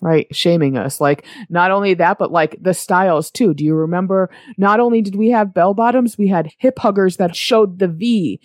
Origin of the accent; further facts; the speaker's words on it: New England, United States; I'm from New England, which means there's seasons